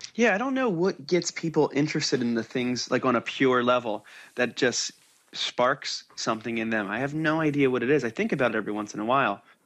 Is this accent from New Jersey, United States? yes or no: yes; New Jersey, United States; now in California, United States; Because I'm from New Jersey